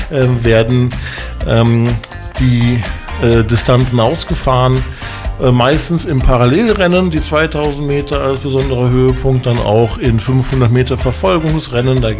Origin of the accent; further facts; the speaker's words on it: Koblenz, Rhineland-Palatinate, Germany; irgendwann hat mein Verein, ich komme aus Koblenz am Rhein, aus